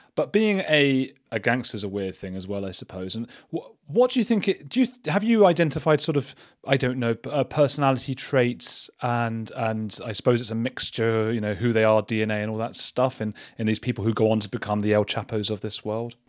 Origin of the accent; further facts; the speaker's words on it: England, United Kingdom; being English